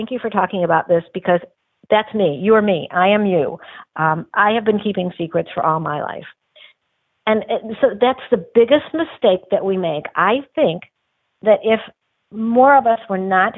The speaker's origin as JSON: {"language": "English", "town": "Detroit", "region": "Michigan", "country": "United States", "tie": "born or raised there", "said": "I grew up in Detroit"}